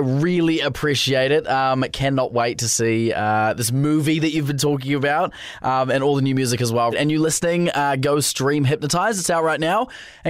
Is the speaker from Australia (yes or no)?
no; New Zealand; as like a New Zealander who hasn't really like been and like stayed in like